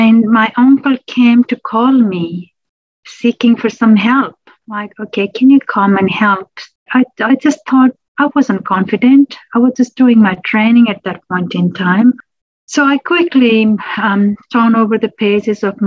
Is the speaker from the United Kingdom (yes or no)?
no; Nepal; moved away as an adult; now in Australia; originally born and grew up in Nepal, not my children, myself, then moved to Australia 2002 on and off, and then I started living here from 2009.